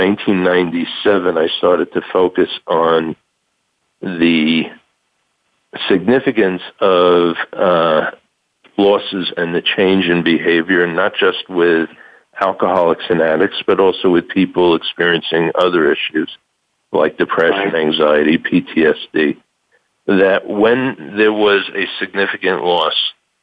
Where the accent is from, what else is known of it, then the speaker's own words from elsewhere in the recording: New York, United States; moved away as an adult; now in Tucson, United States; I'm originally from New York